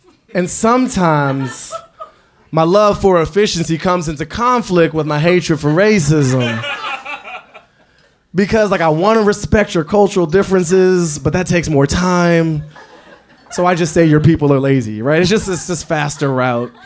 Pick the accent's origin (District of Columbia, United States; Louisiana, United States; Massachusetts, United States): District of Columbia, United States; Washington; Growing up in Washington, D.C. in the 80s under a crackhead mayor